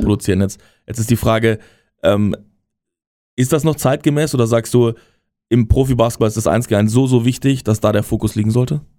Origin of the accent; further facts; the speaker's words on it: Bavaria, Germany; now in Berlin, Germany; aus dem Bayerischen, wo ich herkomme